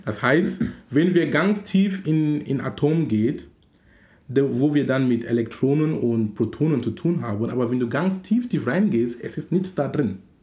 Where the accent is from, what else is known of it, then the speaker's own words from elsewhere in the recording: Cameroon; now in Hamburg, Germany; in Kamerun, wo ich herkomme